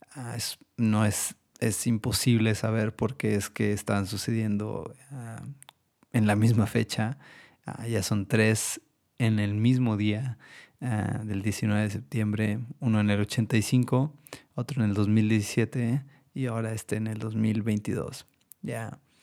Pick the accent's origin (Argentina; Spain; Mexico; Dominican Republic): Mexico; todos como mexicanos quisiéramos